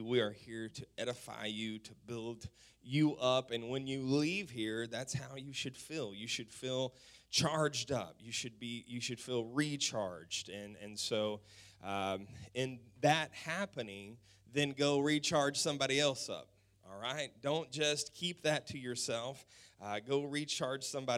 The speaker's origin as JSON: {"language": "English", "region": "West Texas", "country": "United States", "said": "We're from the South. We're from Texas. We're from West Texas"}